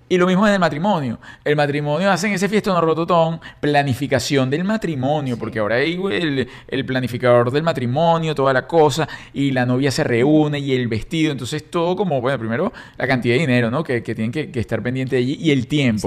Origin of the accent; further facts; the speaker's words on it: Caracas, Capital District, Venezuela; moved away; yo fui paje, era, salí en todos los periódicos de Caracas, de la Socialité de Caracas